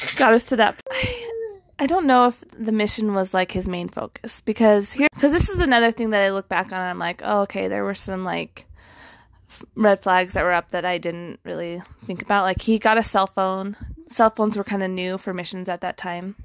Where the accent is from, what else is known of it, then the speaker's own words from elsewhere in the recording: Western United States, United States; I grew up kind of in the Western side of the United States